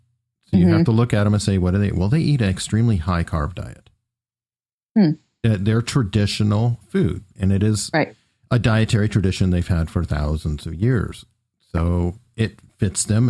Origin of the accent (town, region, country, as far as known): United States